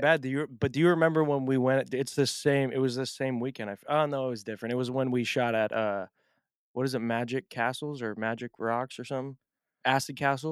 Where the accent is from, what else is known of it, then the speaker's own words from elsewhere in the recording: Portland, Oregon, United States; I'm from Portland